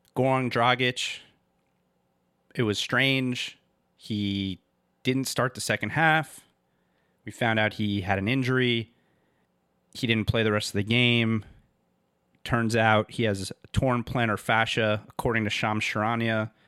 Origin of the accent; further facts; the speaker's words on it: Miami, Florida, United States; I grew up in Miami